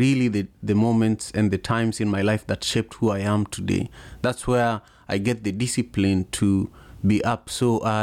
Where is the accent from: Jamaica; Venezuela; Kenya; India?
Kenya; now in Seattle, United States; my hometown in Kenya